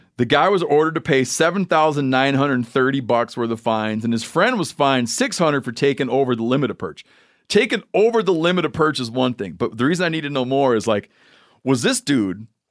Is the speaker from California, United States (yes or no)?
no; Michigan, United States; my home state of Michigan